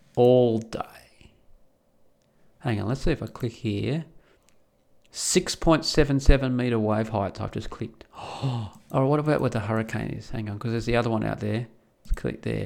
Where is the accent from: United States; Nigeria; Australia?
Australia; Perth, Western Australia; also born or lived in the Alps; now in Netherlands; living in Perth, growing up in Perth